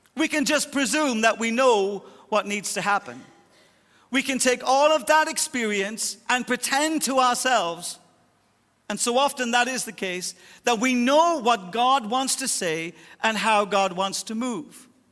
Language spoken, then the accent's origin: English; Ireland; I'll die Irish, 'cause I was born Irish, and my culture shaped my Irishisms